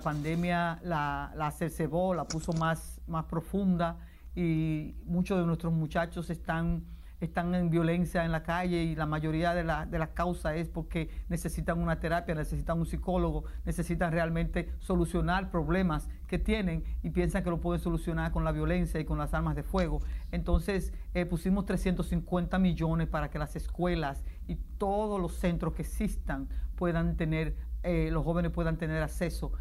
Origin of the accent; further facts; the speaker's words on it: Dominican Republic; moved away as an adult; now in New York, United States; yo vengo luchando desde la República Dominicana